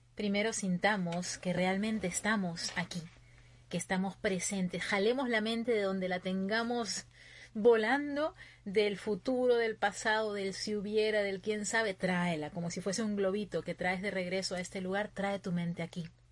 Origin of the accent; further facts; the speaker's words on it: Peru; moved away as an adult; now in Virginia, United States; mi gente de Perú. Yo estoy ahorita en Virginia, ya va a ser un año más o menos que estoy aquí, pero mi corazón siempre puesto allá, en mi tierra